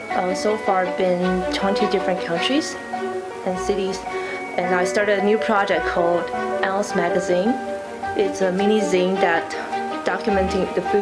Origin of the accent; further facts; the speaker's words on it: Taiwan; even I'm from Taiwan.